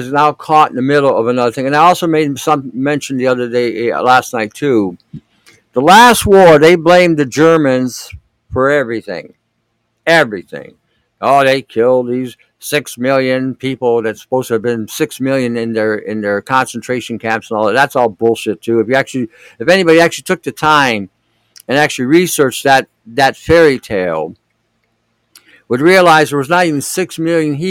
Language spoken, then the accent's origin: English; United States; I grew up in America, in an American ghetto